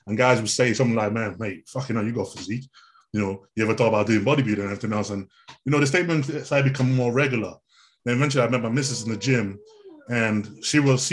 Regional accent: Nigeria; moved away; I come from originally from Nigeria

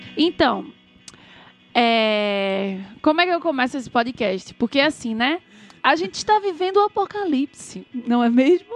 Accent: Brazil; a gente é brasileiro

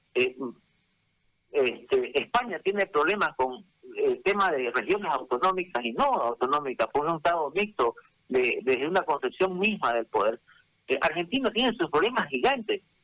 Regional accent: Bolivia; Somos bolivianos

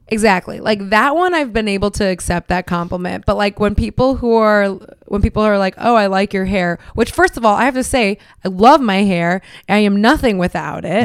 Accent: Miami, Florida, United States; I'm Cuban, you know, I'm from Miami

